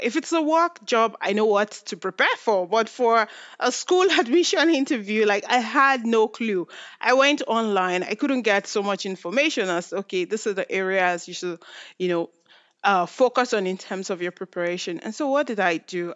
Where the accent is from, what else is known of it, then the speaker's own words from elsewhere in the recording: Nigeria; now in Canada; I'm from Nigeria, and I will say right now, I'm Nigerian Canadian